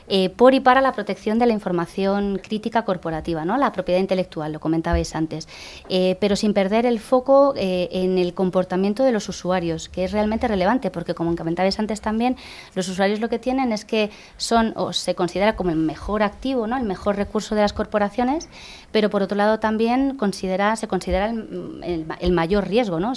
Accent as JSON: {"language": "Spanish", "region": "Geneva", "country": "Switzerland", "tie": "born there", "said": "Yo he nacido en Ginebra, en Suiza."}